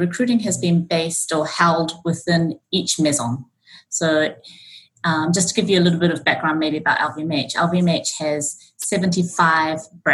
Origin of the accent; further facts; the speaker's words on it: New Zealand; moved away as an adult; also born or lived in Auckland, New Zealand; now in Japan; I was born and brought up in New Zealand, and I've been in Japan now for 17 years